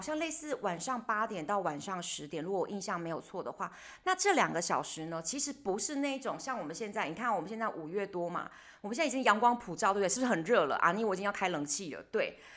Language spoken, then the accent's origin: Chinese; Taiwan; 他们有一点点没有像我们台湾人那么地搞